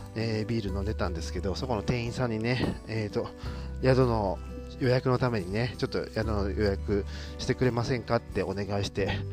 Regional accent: Japan; 日本人だし

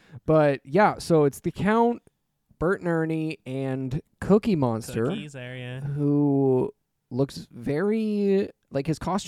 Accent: Canada; We're Canadian.

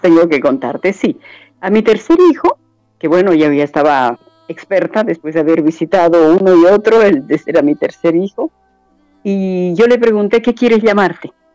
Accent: Bolivia; soy boliviana

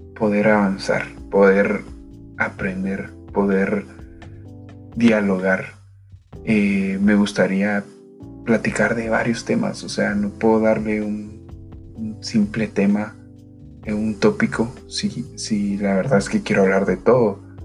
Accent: Guatemala; Soy de Guatemala

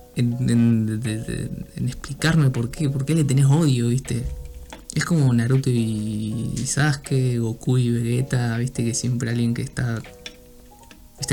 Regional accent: Rosario, Santa Fe, Argentina; yo soy de, digamos, de Santa Fe, de, de, de Rosario

